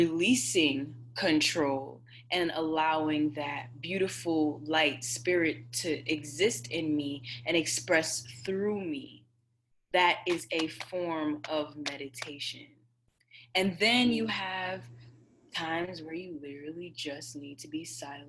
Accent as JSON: {"language": "English", "country": "Jamaica", "said": "I'm Jamaican, y'all. I grew up on jerk chicken and curry shrimp"}